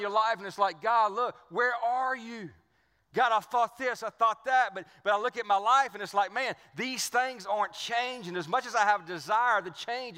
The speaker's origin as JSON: {"language": "English", "region": "Cajun Louisiana", "country": "United States", "tie": "born or raised there", "accent": "Cajun", "said": "I grew up right down the street from here"}